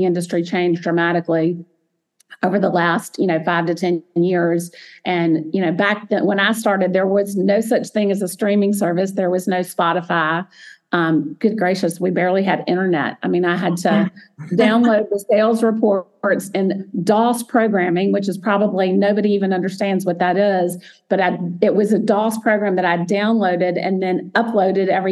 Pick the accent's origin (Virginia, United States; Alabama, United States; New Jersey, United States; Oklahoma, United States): Alabama, United States; Montgomery; I grew up in Montgomery, Alabama, a small little town in Alabama, even though it's the capital.